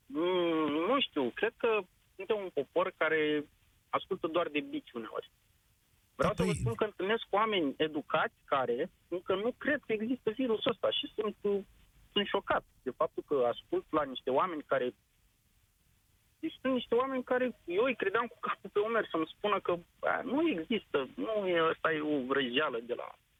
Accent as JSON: {"language": "Romanian", "town": "Slobozia", "region": "Ialomița County", "country": "Romania", "said": "Eu sunt din Slobozia și lucrez, uh, de fapt, uh, în distribuție pe călăraș"}